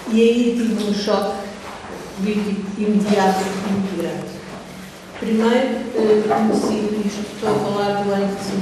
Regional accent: Mozambique; moved away as an adult; also born or lived in Belgium / Lisbon; Eu nasci em Moçambique, passei lá a infância, eh, passei a adolescência num colégio católico

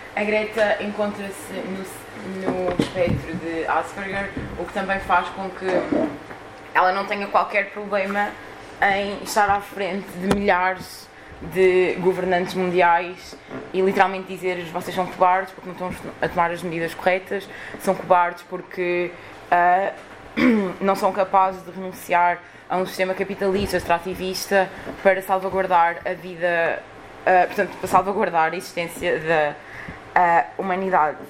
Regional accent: Lisbon, Portugal; eu sou de Lisboa

